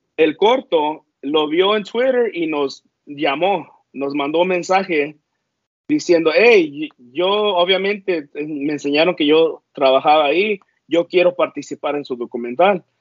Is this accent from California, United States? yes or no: yes; northern California, United States; Soy, soy americano, pero del norte de California.